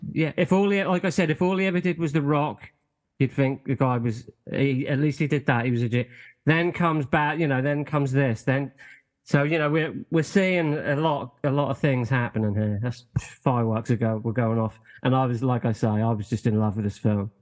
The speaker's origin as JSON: {"language": "English", "country": "United Kingdom", "said": "us Brits"}